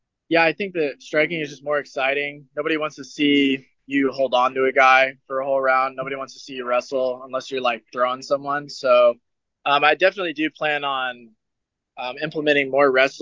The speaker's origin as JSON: {"language": "English", "town": "Reno", "region": "Nevada", "country": "United States", "said": "I'm from Reno, so I'm like a little ways away from Vegas"}